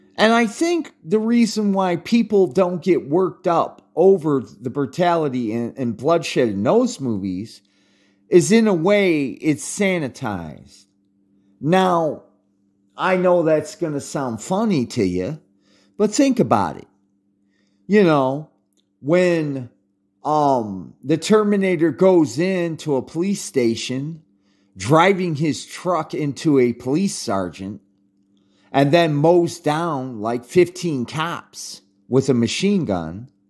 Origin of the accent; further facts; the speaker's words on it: United States; as an American